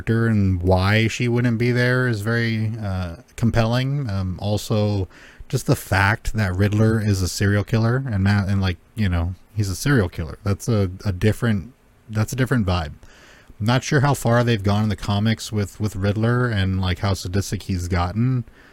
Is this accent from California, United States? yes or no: yes; Los Angeles, California, United States; I grew up in Los Angeles